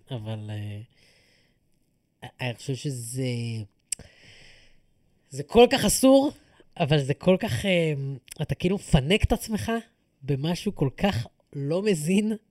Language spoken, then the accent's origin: Hebrew; Ra'anana, Central District, Israel; אני חושב שכשגדלתי בתור ילד ברעננה, הבנתי בשלב מאוד מאוד מוקדם שאני צריך לאמץ את התרבות המקומית